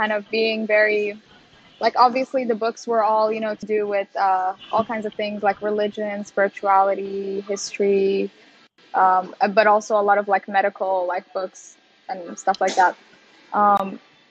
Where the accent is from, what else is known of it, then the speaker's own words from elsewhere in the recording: Qatar; also born or lived in Sudan / Leeds; now in Netherlands; I grew up in Qatar, which is like, you know, Arabic speaking Muslim country